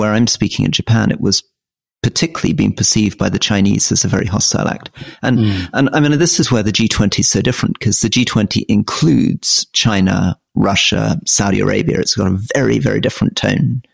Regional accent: Crieff, Scotland, United Kingdom; I come from Crieff in Scotland

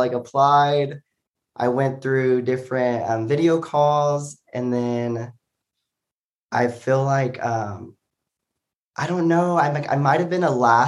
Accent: Joshua, Texas, United States; moved away as an adult; also born or lived in Arkansas; now in Austin, United States; I grew up in a small town called Joshua, Texas

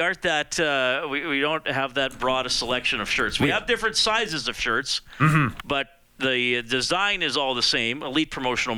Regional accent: Evansburg, Alberta, Canada; growing up in Evansburg

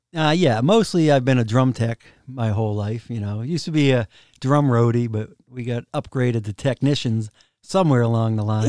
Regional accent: Rockland, Massachusetts, United States; I grew up in a town called Rockland

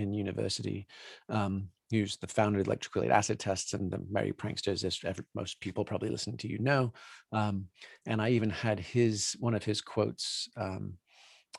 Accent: New Forest, South East England, United Kingdom; moved away; also born or lived in Colorado; growing up in the New Forest, growing up within sight of Stonehenge, Salisbury Cathedral, you know, where we went to school

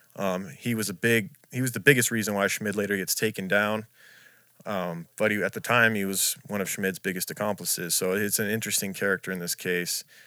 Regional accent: Las Vegas, Nevada, United States; moved away; growing up in Vegas

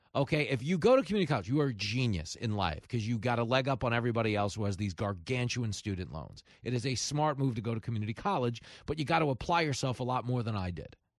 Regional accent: Long Island, New York, United States; I grew up on Long Island

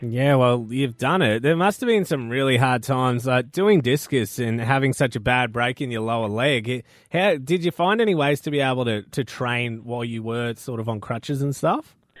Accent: North Queensland, Australia; I am a North Queenslander.

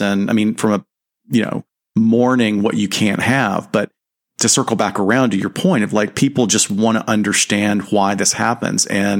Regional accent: the South, United States; I'm glad I'm from the South.

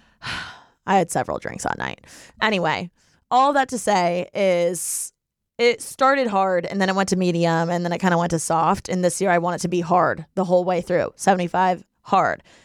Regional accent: Bloomington, Indiana, United States; now in Los Angeles, United States; we're all from Bloomington, Indiana, and we're born and raised there, okay? But now, I'm in L

